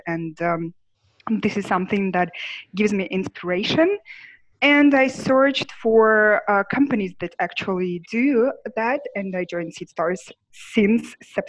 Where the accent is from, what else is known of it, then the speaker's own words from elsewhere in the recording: Odesa, Odesa Oblast, Ukraine; English is a second language; now in Kyiv, Ukraine; I'm Ukrainian and I was born in Odessa, even though my hometown is Kyiv right now.